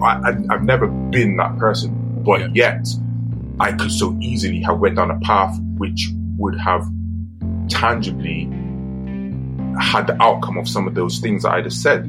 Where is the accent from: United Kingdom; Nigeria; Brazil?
United Kingdom; Bristol, South West England; growing up in Barton Hill